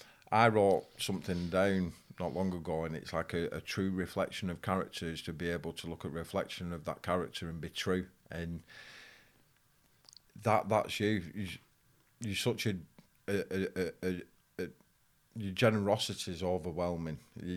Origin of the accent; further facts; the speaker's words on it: Bolton, North West England, United Kingdom; It's gone from growing up in Bolton